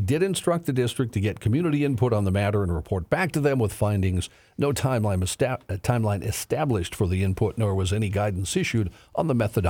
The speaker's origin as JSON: {"language": "English", "town": "Dickinson", "region": "North Dakota", "country": "United States", "tie": "born or raised there", "moved": "yes", "said": "my home state, Dickinson, North Dakota"}